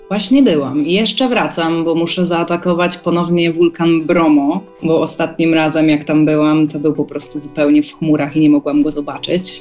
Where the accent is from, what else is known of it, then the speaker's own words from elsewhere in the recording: Wrocław, Lower Silesian Voivodeship, Poland; pochodzę tutaj z Polski, z Wrocławia